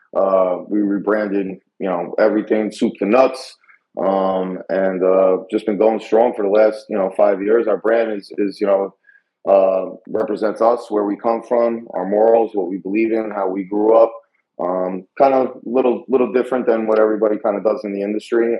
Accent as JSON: {"language": "English", "town": "New York City", "region": "New York", "country": "United States", "tie": "born or raised there", "moved": "yes", "said": "we're from New York"}